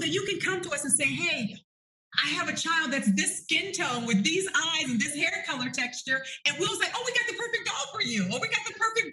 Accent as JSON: {"language": "English", "region": "the North", "country": "United States", "also_born_or_lived": "Arkansas", "moved": "as an adult", "said": "I'm from the North."}